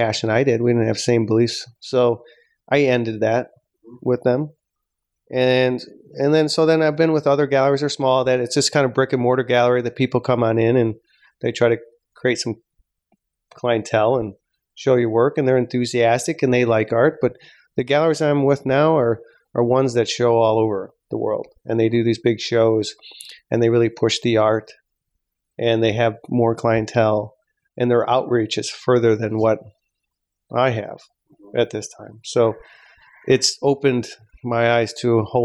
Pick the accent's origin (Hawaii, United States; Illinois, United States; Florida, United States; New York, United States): Illinois, United States; Chicago; people in Chicago, in my hometown